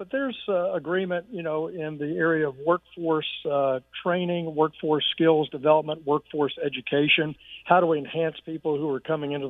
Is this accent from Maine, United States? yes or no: no; Arkansas, United States; And I've seen great success here in my home state of Arkansas.